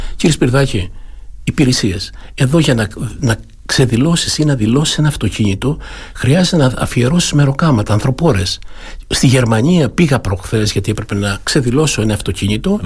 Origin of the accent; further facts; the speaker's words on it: Kalyvia, Crete, Greece; moved away as an adult; also born or lived in Munich, Germany; είμαι από ένα χωριό του Δήμου, είμαι από τα Καλύβια, από ένα ναι. μικρό χωριό, το Δήμο Αρχανών Αστερουσίων